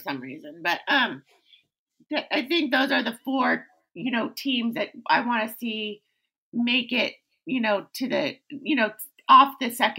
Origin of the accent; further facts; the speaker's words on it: East Bay, California, United States; I grew up in the East Bay